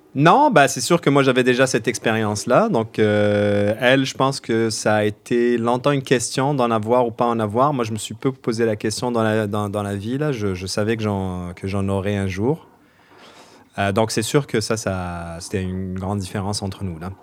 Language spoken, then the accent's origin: French; Algeria; moved away as an adult; now in Quebec, Canada; Moi, je suis algérien, je suis arrivé, j'avais vingt-deux ans au Québec pour les études